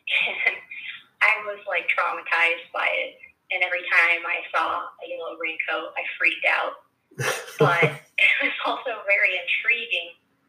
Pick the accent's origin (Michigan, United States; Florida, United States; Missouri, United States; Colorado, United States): Missouri, United States; now in California, United States; I'm from Missouri, and I currently live in California